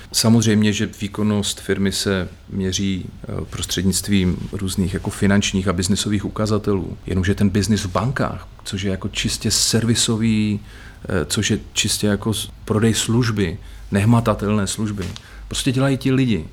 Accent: Bohumín, Moravian-Silesian Region, Czechia; v mém rodném městě Bohumíně

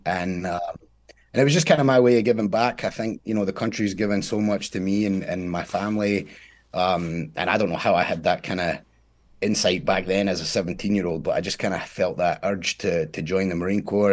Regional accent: Scotland, United Kingdom; now in United States; I'm from Scotland, born in Scotland, uh, was raised there

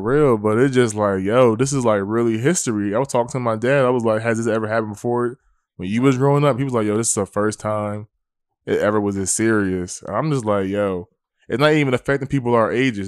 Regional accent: Willingboro, New Jersey, United States; I'm from Wellingborough, New Jersey

